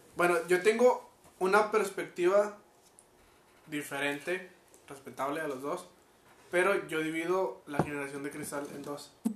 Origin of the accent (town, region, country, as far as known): Mexico